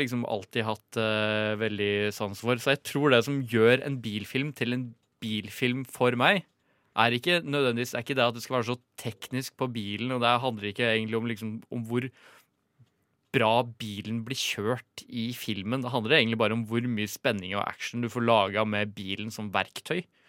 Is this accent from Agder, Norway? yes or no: no; Ringebu, Innlandet, Norway; vi er jo fra Ringebu Gudbrandsdalen